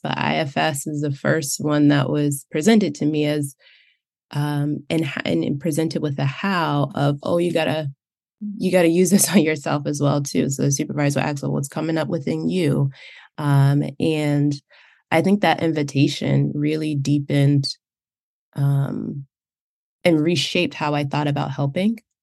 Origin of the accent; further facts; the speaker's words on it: United States; I grew up in the United States, that's the cultural framework that I'm coming from